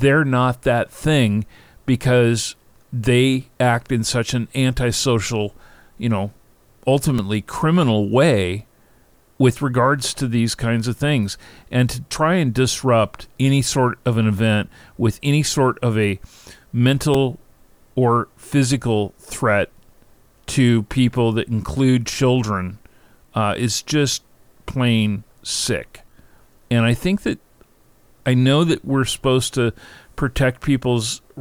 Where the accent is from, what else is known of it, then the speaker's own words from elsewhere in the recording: Seattle, Washington, United States; I grew up in Seattle